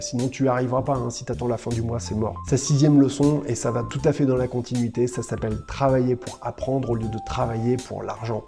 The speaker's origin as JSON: {"language": "French", "country": "France", "said": "nous en tant que Français"}